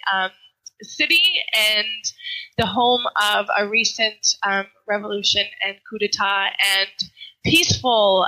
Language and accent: English; Williston, North Dakota, United States; moved away as an adult; also born or lived in Switzerland; now in Ouagadougou, Burkina Faso; I'm originally from Williston, North Dakota. So that is an agricultural state that borders Canada. And I was born and raised there